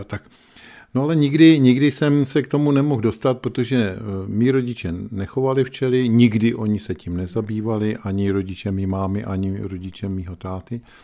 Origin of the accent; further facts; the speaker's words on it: Svoboda nad Úpou, Hradec Králové Region, Czechia; moved away as an adult; now in Pardubice, Czechia; Já pocházím z Krkonoš, kde jsem se narodil